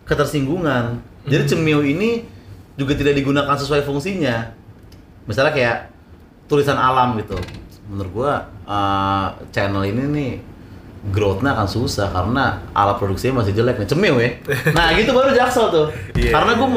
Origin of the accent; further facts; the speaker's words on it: South Jakarta, Jakarta, Indonesia; Sorry gue orang Jaksel gitu maksudnya.